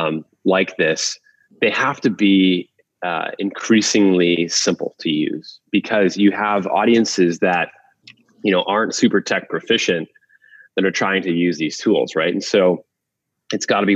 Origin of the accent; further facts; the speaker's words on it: Waterloo, Ontario, Canada; BlackBerry was invented in my hometown and where our HQ is